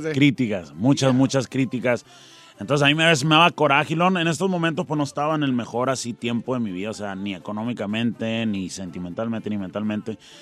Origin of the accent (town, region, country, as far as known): Tucson, Arizona, United States; born or raised there; also born or lived in Nogales, Sonora, Mexico